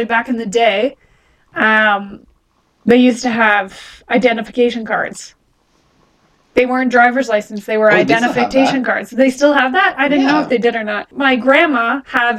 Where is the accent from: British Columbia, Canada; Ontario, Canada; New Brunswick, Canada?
Ontario, Canada; Kawartha region; Kawartha Dairy Milk is the big dairy supplier in my hometown